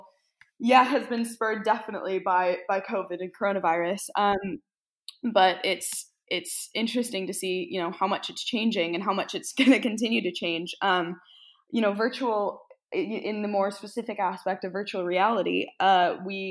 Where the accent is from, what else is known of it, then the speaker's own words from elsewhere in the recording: United States; moved away as an adult; also born or lived in Scotland; I'm from America, but I moved over to Scotland for university.